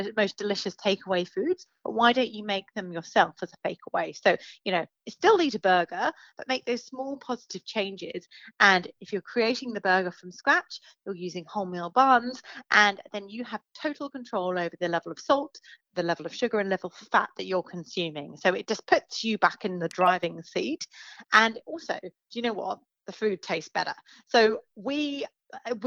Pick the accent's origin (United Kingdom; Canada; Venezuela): United Kingdom; England; now in Australia; I'm from England